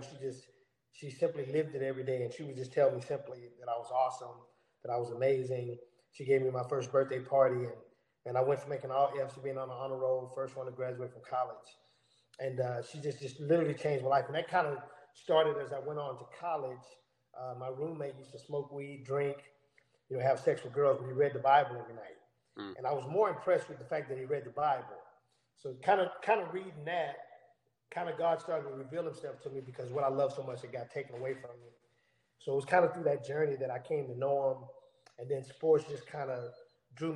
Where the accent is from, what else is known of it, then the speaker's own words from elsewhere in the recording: Houston, Texas, United States; I grew up in Houston, Texas.